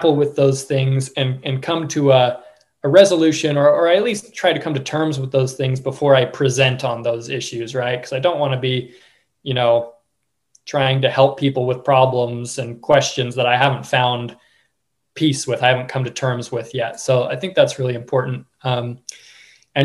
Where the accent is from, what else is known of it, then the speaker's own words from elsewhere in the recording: Oregon, United States; I grew up in Oregon